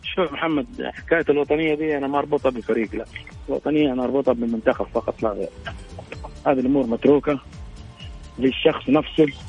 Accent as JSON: {"language": "Arabic", "country": "Saudi Arabia", "said": "كلنا كسعوديين"}